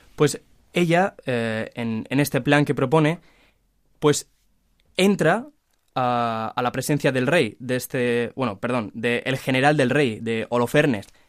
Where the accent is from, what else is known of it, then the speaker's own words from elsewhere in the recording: Valencia, Valencian Community, Spain; de Valencia